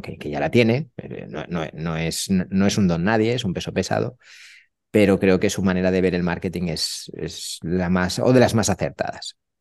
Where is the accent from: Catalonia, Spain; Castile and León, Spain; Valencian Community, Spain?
Catalonia, Spain; now in Málaga, Spain; como buen catalán